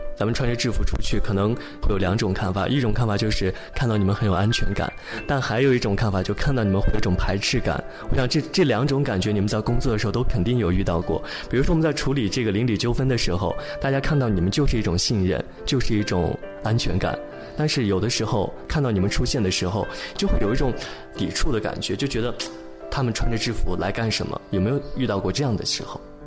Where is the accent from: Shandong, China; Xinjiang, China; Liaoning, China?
Xinjiang, China; moved away; 作为一个土生土长的新疆人，从小到大，我身边有各民族的小伙伴儿